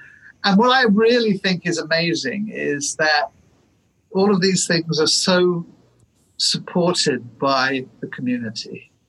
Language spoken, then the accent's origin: English; United Kingdom; moved away as an adult; also born or lived in London / Florida / upstate New York / Santa Fe, New Mexico; now in Tacoma, United States; I wasn't born in this country. I was born in the UK. My dad was English, my mum was French, so I have sort of mixed background. I hold both those nationalities, actually.